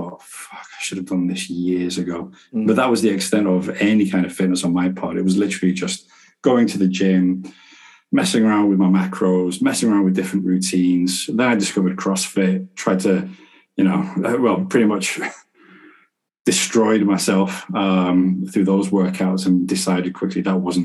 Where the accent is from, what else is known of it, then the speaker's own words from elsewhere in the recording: Manchester, North West England, United Kingdom; I'm from Manchester